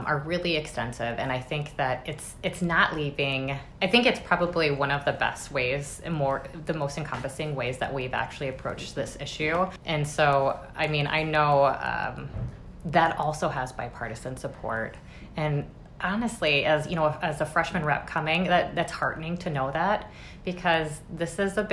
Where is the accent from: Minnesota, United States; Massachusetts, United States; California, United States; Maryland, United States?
Minnesota, United States; Minneapolis; I grew up in North Minneapolis